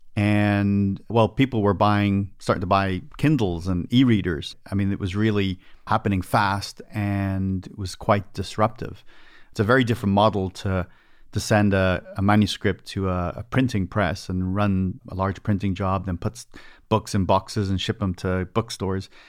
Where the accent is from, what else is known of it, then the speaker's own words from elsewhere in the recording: Dublin, Leinster, Ireland; moved away as an adult; now in United States; I was born in Ireland, so this all happened over in Dublin, Ireland, and then I emigrated